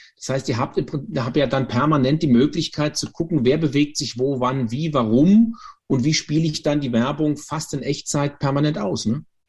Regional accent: Germany; als Deutscher

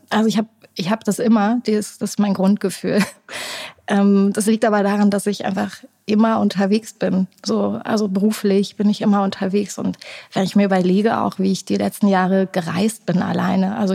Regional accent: Erfurt, Thuringia, Germany; ich war jetzt äh, vor ein paar Wochen in meiner Heimat, die du auch so gut findest in Erfurt, und äh, saß da zum ersten Mal wieder auf einem Fahrrad

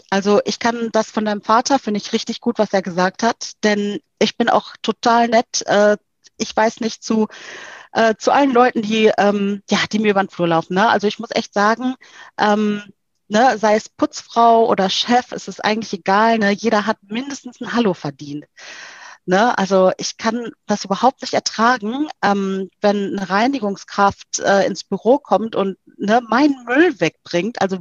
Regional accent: South Africa; ich bin äh, äh, aus Südafrika sehr geprägt. Ähm, ich bin ja in der Apartheid aufgewachsen.

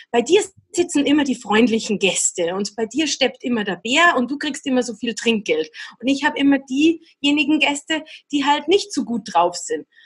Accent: Austria; Es gab Kollegen, die gingen auf Saison, ne? Wintersaison bei uns in Österreich oder in der Schweiz natürlich sehr beliebt.

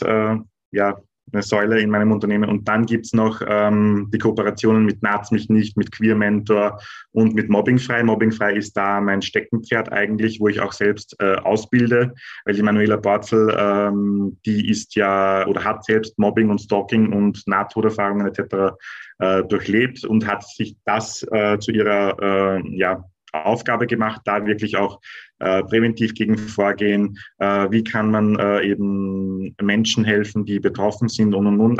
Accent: Austria; bei uns in Österreich

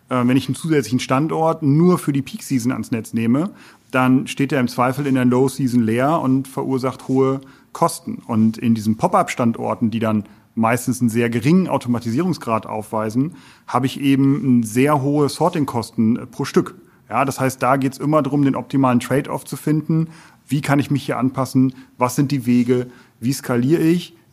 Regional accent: North Rhine-Westphalia, Germany; für mich als Westfale, äh, ja

